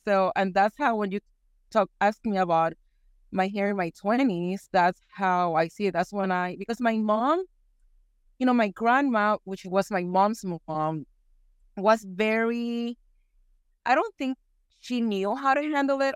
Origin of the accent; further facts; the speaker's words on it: Puerto Rico; moved away as an adult; also born or lived in Houston, Texas; now in East Texas, United States; I was born and raised in Puerto Rico, and for the last, it's gonna be fifteen years, I've been living in the great state of Texas.